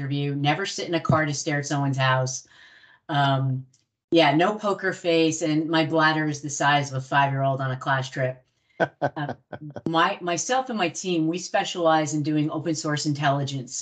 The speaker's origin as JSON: {"language": "English", "region": "New Jersey", "country": "United States", "said": "I'm from Jersey."}